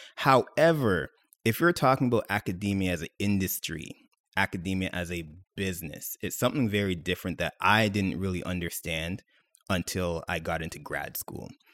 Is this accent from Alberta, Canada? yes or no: no; Mississauga, Ontario, Canada; I was born and raised in Mississauga, proud of it.